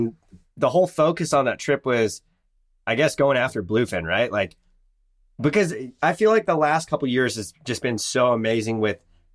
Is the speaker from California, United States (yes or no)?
yes; San Diego, California, United States; I am from San Diego